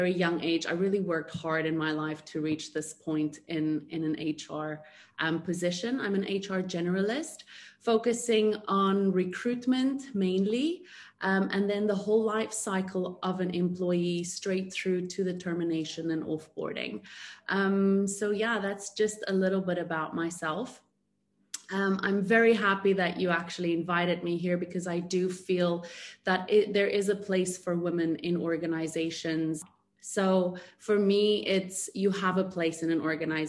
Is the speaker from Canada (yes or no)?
no; South Africa; moved away as an adult; now in Dubai, United Arab Emirates; I am proudly South African. I moved to Dubai about 5.5 years ago, where I'm currently residing